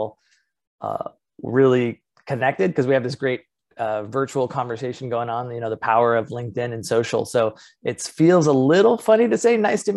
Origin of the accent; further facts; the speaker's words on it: Indianapolis, Indiana, United States; moved away as an adult; also born or lived in Los Angeles, California / Iowa City, Iowa; now in San Diego, United States; I was born on the West Coast, but actually raised in the Midwest